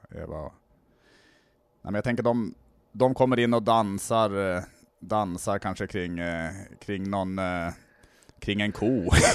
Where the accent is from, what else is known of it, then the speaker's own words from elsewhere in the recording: Norrland, Sweden; now in Skåne, Sweden; jag tänker som norrlänning också